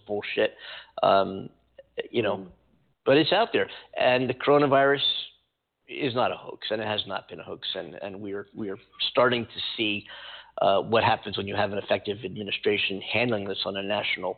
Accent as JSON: {"language": "English", "town": "Philadelphia", "region": "Pennsylvania", "country": "United States", "tie": "born or raised there", "moved": "yes", "lives_now": "Pasadena, United States", "said": "My hometown. I'm in California. I'm from Philadelphia originally. Just outside of Philadelphia"}